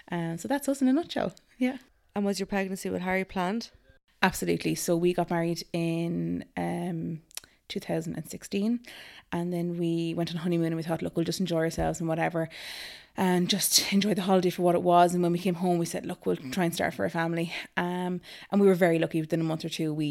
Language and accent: English; Naas, County Kildare, Ireland; Hi, everybody. Um … I am from Naas, and I have three gorgeous little kitties.